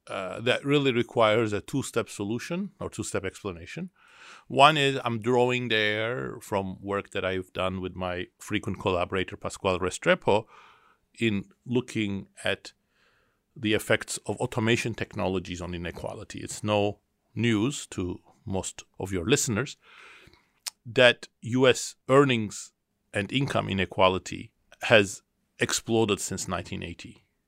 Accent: Istanbul, Turkey; now in Boston, United States; I was born in Istanbul, Turkey, and I grew up there.

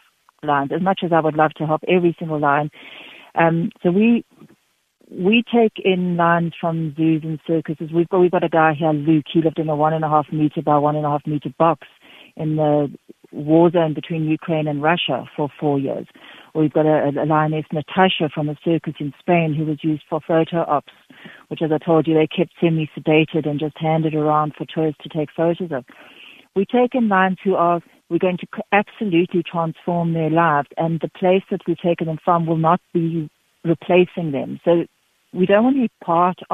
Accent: Knysna, Western Cape, South Africa; now in Free State, South Africa; I'm from Nisner in the Cape

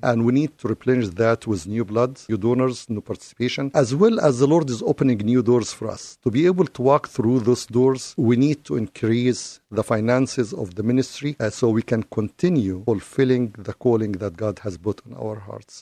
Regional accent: Egypt; now in United States; I'm originally from Egypt

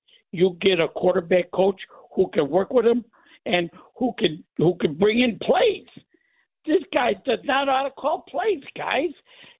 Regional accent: Chicago, Illinois, United States; I was born and raised in Chicago

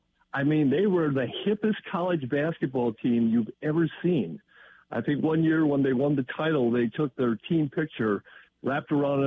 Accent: West Bend, Wisconsin, United States; I grew up in West Bend.

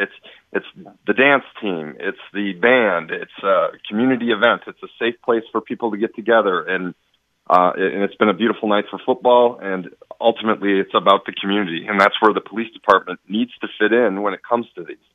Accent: Fond du Lac, Wisconsin, United States; moved away as an adult; now in Muskego, United States; I'm from Fondy.

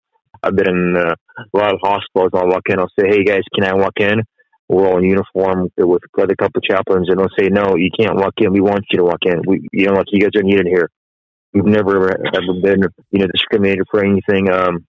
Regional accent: Ukraine; also born or lived in United States; now in Vancouver; I was born in Ukraine, moved to the States in 1996, became a citizen of America in 2006, and since 2015, I've been traveling to Ukraine a few times a year as a chaplain.

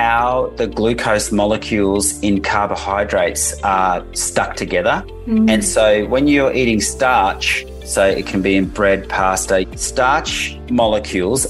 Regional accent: Netherlands; moved away; I grew up in the Netherlands

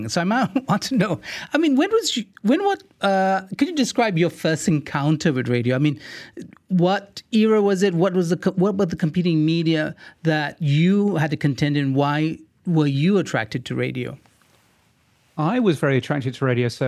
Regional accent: Singapore; in the 80s, I grew up on John Peel and the BBC World Service, which I could get on FM in Singapore.

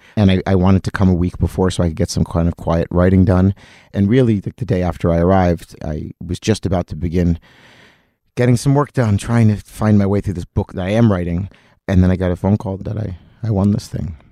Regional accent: Atlantic City, New Jersey, United States; now in New York, United States; I grew up in Atlantic City, which is the summer home of all Philadelphia Jews

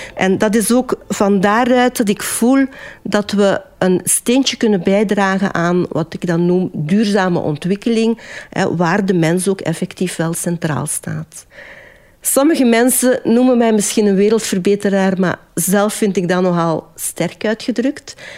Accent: Westerlo, Flanders, Belgium; Ik ben geboren en getogen in Zoerle-Parwijs, een deeldorp van Westerlo, wat men ook wel de groene parel der Kempen noemt.

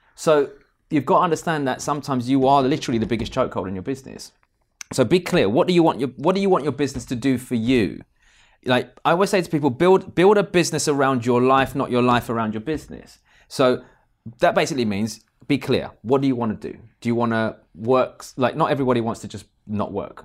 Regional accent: United Kingdom; We're British

